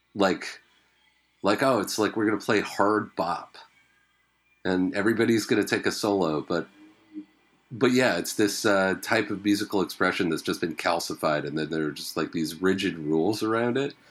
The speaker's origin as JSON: {"language": "English", "area": "Vancouver Island", "region": "British Columbia", "country": "Canada", "tie": "born or raised there", "said": "growing up on Vancouver Island"}